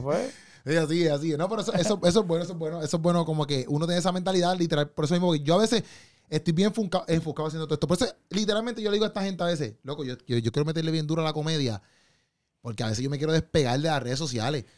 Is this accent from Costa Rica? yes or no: no; Puerto Rico; Como, boricua